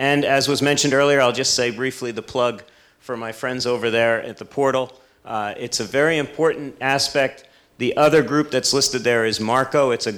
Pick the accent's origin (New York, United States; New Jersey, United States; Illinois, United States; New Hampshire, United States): New Jersey, United States; Jersey Shore; I grew up on the Jersey Shore